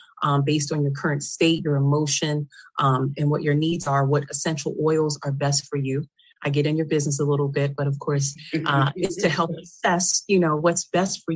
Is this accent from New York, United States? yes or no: yes; New York City, New York, United States; I am originally from Queens, New York